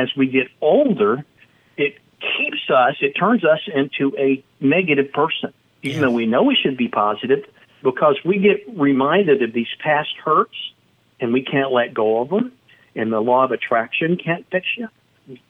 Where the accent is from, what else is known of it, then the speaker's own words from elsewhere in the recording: Dallas-Fort Worth area, Texas, United States; I'm from the Dallas-Fort Worth area